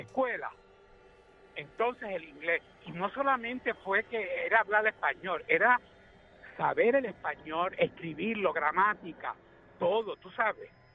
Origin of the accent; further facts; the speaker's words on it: Puerto Rico; yo soy puertorriqueño